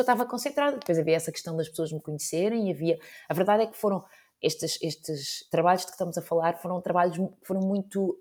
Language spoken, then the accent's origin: Portuguese; Azambuja, Lisbon, Portugal; na Zambuja, que era, é de onde eu sou